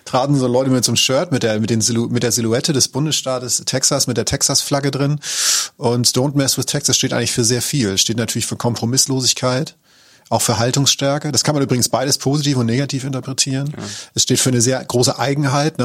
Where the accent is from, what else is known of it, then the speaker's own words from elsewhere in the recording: Germany; accent: German; ich so, ja, aus Deutschland